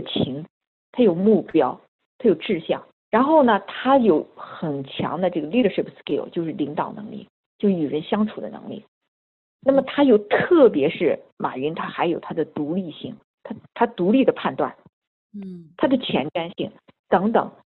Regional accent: China

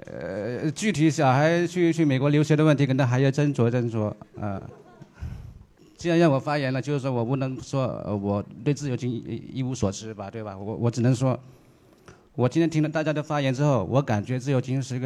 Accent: China; 你们不是说我们中国人很浮躁吗？其实我们中国人大多数浮躁，是因为老是想一夜暴富。

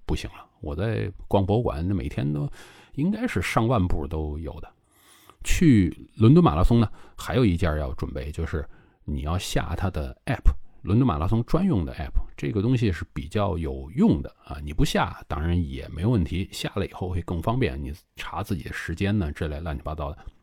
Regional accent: China; now in Guangzhou, China; 作为一个中国人啊，现在我生活在广州

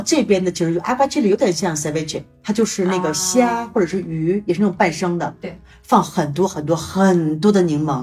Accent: China; also born or lived in Toronto; now in Mexico; 我们是中国人

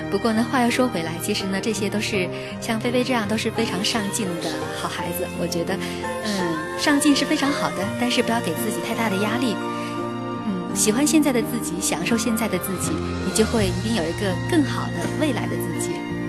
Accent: China; 我们中国人在心目当中有一种特别强烈的要出人头地的感觉

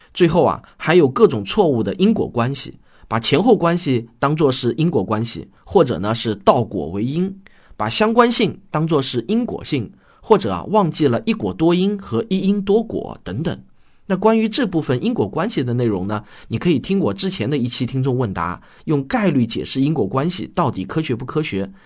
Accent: China; 我们中国人

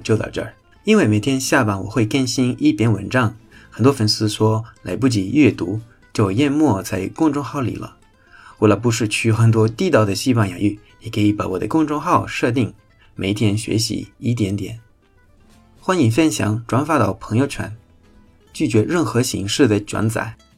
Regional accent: Spain; 我们西班牙人

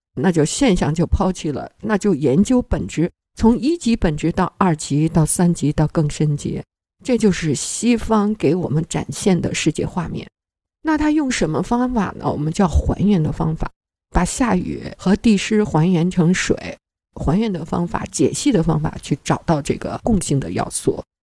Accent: China; 我们中国人

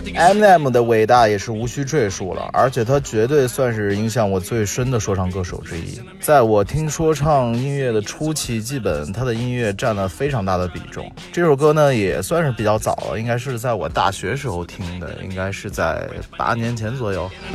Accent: China; 我们中国人

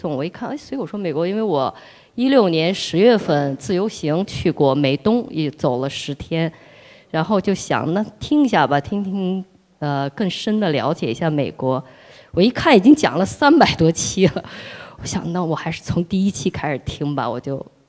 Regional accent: Lanzhou, Gansu, China; also born or lived in Beijing; 我是从兰州来的，嗯，谢谢谢谢谢谢，非常高兴认识大家，这次是第二次来福州

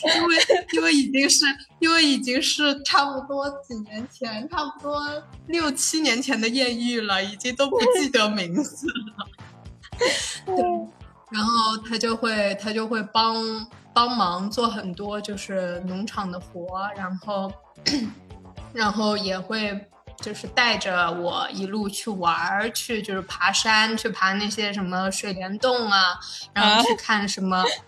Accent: Shanghai, China; 城市土生土长的上海靓仔

